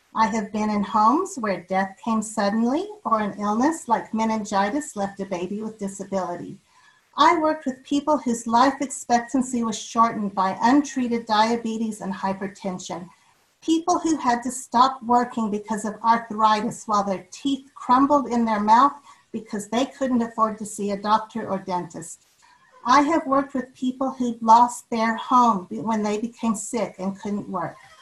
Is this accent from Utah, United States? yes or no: yes; River Heights, Utah, United States; also born or lived in Logan, Utah; I was born in Logan and raised in River Heights.